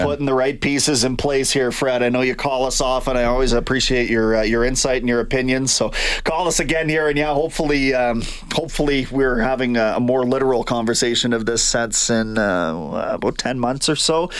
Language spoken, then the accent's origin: English; Kamloops, British Columbia, Canada; moved away; my hometown of Kamloops.